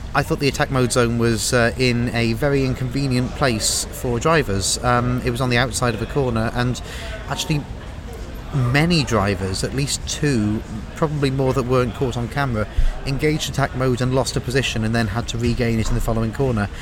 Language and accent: English; United Kingdom; moved away; Speaking as a British emigre